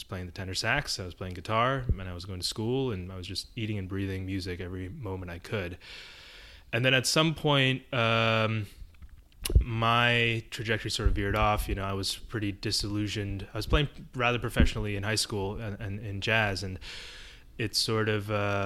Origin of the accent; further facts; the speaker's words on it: Mumbai, Maharashtra, India; now in New York, United States; I was born in Bombay, India. It was still Bombay back then. And I lived in this apartment with my parents